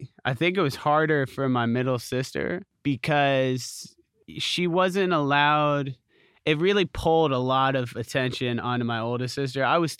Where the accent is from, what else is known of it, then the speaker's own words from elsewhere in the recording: Columbus, Ohio, United States; moved away as an adult; also born or lived in Pennsylvania; I was born in Columbus, Ohio. I'm sorry. Go Bucks, man. Raised in Columbus, Ohio. That was my formative years, and then I went to college in Pennsylvania, and then I immediately moved here, so I've been here for 12 years.